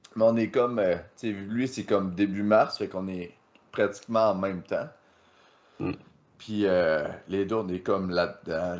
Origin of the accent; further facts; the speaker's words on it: KRTB, Quebec, Canada; au KRTB dans mon patelin